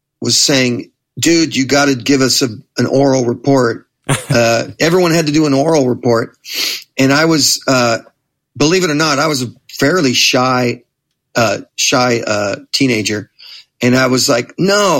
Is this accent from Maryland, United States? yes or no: no; Manhattan Beach, California, United States; I grew up in Manhattan Beach, which is another just another suburb in that general area